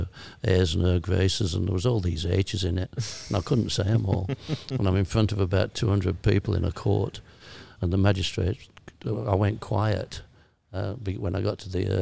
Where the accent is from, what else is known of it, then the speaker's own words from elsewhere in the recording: Sheffield, Yorkshire and the Humber, United Kingdom; accent: broad Yorkshire; I was brought up in Attercliffe, which was probably the worst area of Sheffield